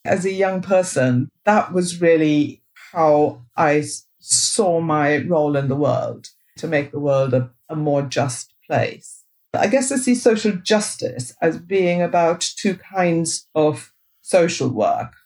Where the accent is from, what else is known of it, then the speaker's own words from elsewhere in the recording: India; moved away as an adult; now in United Kingdom; I grew up in India, and when I was growing up in India, all the English medium schools were run by the Catholic Church.